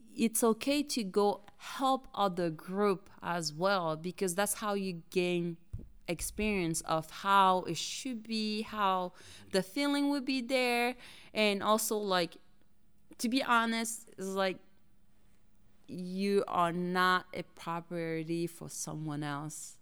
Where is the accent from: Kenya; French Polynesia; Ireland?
French Polynesia; English is a second language; moved away as an adult; now in United States; I was born and raised in Tahiti by my both parents